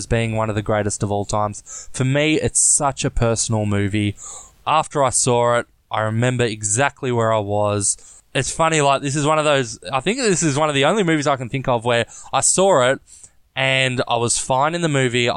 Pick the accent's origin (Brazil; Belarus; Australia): Australia; I'm an Aussie